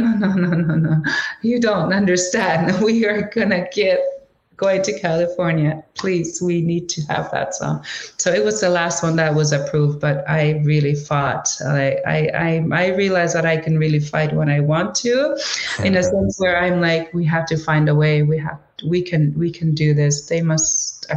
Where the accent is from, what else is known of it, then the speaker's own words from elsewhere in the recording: Canadian Arctic, Canada; first language Inuktitut; English is a second language; I'm from quite a small town. When we say small town, we should also say isolated town because we can only travel to my hometown by plane.